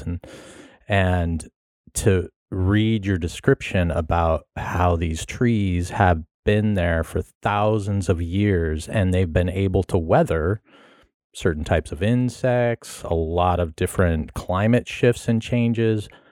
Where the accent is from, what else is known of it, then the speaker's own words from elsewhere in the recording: Carmel, California, United States; I grew up in California. I grew up down in, uh, Carmel, Monterey area